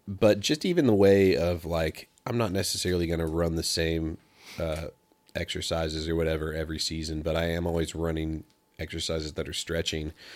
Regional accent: Pacific Northwest, United States; moved away; I'm from the West Coast and I was really used to being raised on worship music

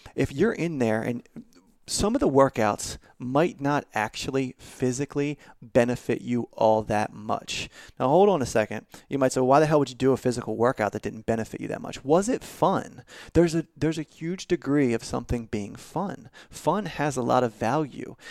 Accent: Baltimore, Maryland, United States; now in Nashville, United States; I'm originally from Baltimore

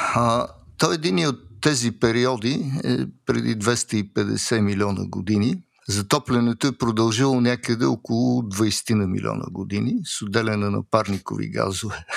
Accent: Bulgaria; now in Switzerland

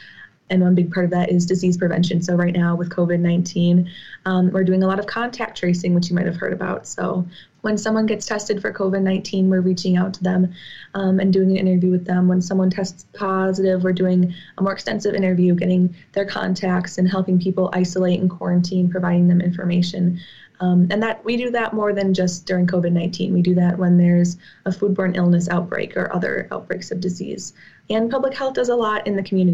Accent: New Glarus, Wisconsin, United States; also born or lived in Whitewater, Wisconsin; I'm originally from New Glarus, Wisconsin

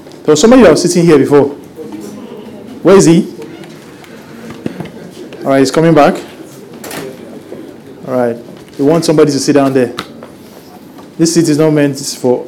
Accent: Lagos, Nigeria; also born or lived in Manchester, United Kingdom; So I grew up here in Lagos, and I experienced Christmas here growing up, and I still

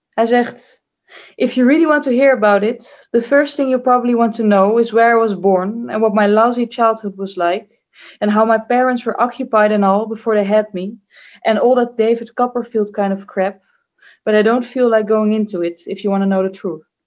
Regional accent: Amsterdam, North Holland, Netherlands; born there; Nou, ik ben geboren in het Slotervaartziekenhuis in Amsterdam-West nadat de vroedvrouw zich tamelijk vreemd en weinig betrokken had opgesteld bij ons thuis.

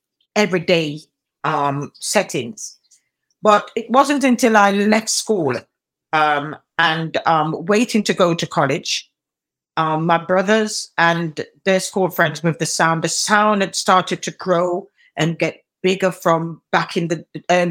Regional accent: United Kingdom; also born or lived in Spanish Town, Jamaica; Mostly in the UK. I came to the UK at a fairly young age, 6 going into 7

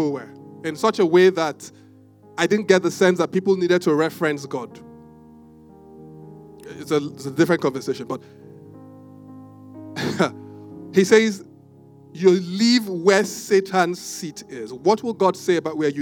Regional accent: Benin City, Edo, Nigeria; now in Lagos, Nigeria; I grew up in Benin

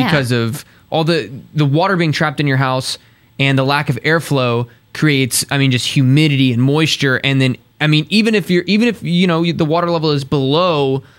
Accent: Lake Jackson, Texas, United States; now in College Station, United States; I grew up in Lake Jackson outside of Houston, south, probably about an hour south of Houston.

